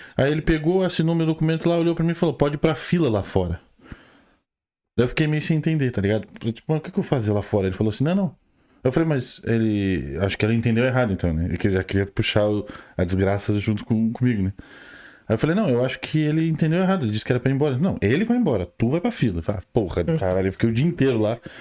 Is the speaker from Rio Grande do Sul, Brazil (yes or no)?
yes; Rio Grande do Sul, Brazil; moved away as an adult; now in Ireland; eu sou do Rio Grande do Sul. Estou na Irlanda há quase dois anos já